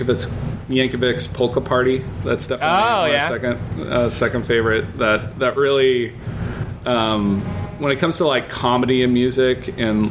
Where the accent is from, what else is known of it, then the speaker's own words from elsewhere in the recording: Kansas, United States; now in Brooklyn, New York, United States; I grew up in Kansas